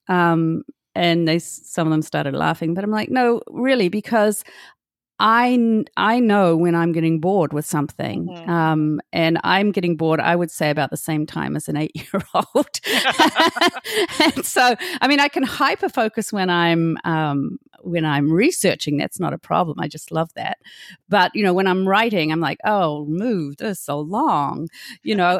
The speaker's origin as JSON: {"language": "English", "town": "Hamilton", "region": "Waikato", "country": "New Zealand", "moved": "as an adult", "said": "I'm from Hamilton"}